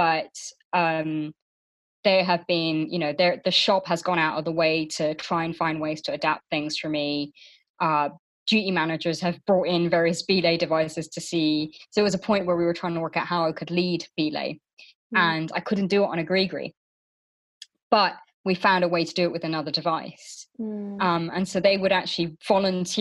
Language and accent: English; Luxembourg; now in United Kingdom; when I grew up in Luxembourg